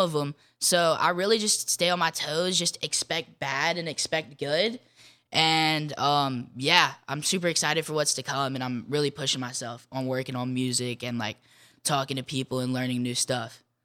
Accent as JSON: {"language": "English", "town": "Jackson", "region": "Mississippi", "country": "United States", "tie": "born or raised there", "said": "my hometown"}